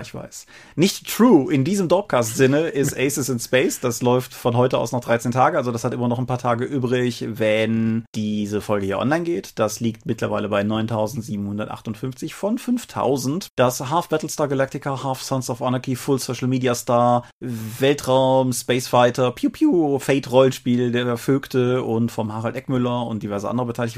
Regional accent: Rhineland, Germany; accent: Rhineland; wir sind Rheinländer

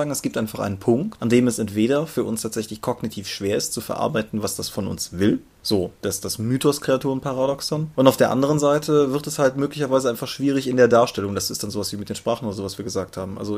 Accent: Germany; von Wien bis Eifel ist zwar jetzt so für uns als Deutsche eine relativ große Distanz

